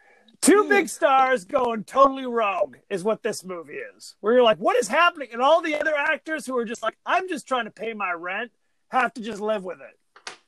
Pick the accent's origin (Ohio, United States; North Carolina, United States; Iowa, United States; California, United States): California, United States; I'm from Orange County. We've this before lunch. That's how we roll.